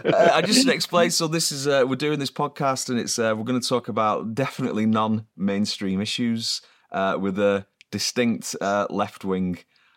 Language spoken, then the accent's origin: English; Preston, North West England, United Kingdom; now in Germany; from Preston, Preston North End fan